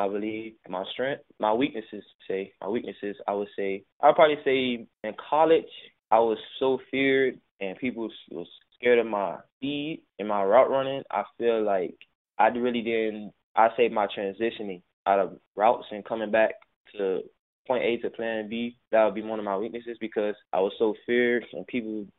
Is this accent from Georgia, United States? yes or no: no; Miami, Florida, United States; growing up in Miami